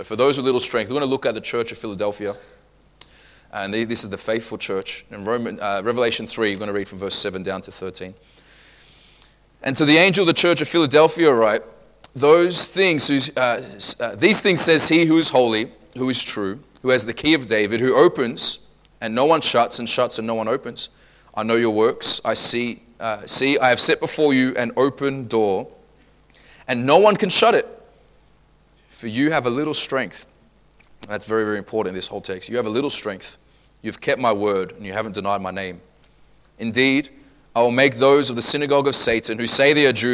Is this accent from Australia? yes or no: yes; Australia; growing up in Australia